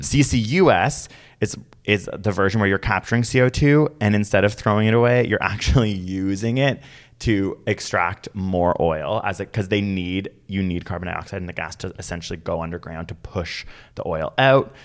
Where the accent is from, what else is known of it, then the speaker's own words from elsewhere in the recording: Canada; as a Canadian